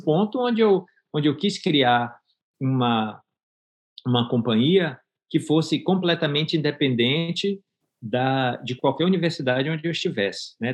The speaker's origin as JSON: {"language": "Portuguese", "region": "Bahia", "country": "Brazil", "also_born_or_lived": "Miami, United States", "accent": "baiano", "moved": "as an adult", "lives_now": "Gainesville, United States", "said": "Passei por, pela fase de ter precisado sair da Bahia"}